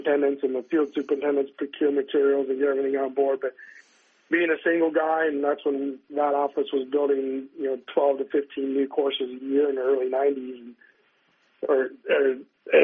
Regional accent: Northern California, United States; moved away as an adult; also born or lived in Colorado; now in Arizona, United States; I grew up in Northern California

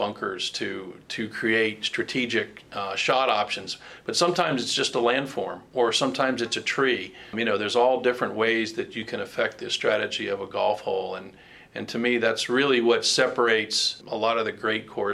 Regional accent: West Palm Beach, Florida, United States; I grew up in West Palm Beach

